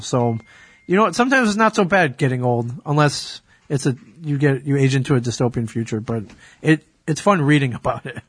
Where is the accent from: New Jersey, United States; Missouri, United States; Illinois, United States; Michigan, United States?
Michigan, United States; my home state of Michigan